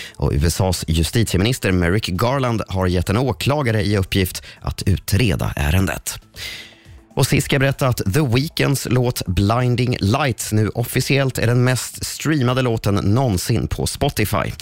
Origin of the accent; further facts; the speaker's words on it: Sweden; som svenskar